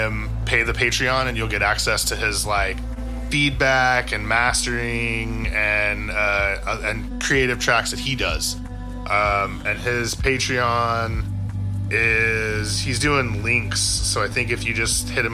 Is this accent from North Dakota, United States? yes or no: no; Texas, United States; I'm from Texas